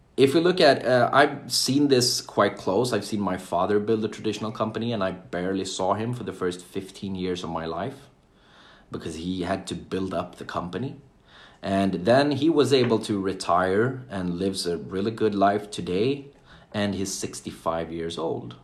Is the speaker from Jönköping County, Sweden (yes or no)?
yes; Jönköping, Jönköping County, Sweden; I'm from Sweden I was born and raised in a small town called Jönköping